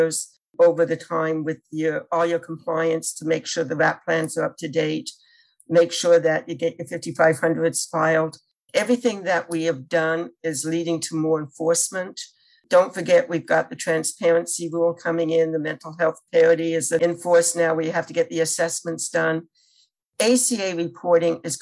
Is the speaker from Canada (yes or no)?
yes; Canada; now in United States; I'm originally from Canada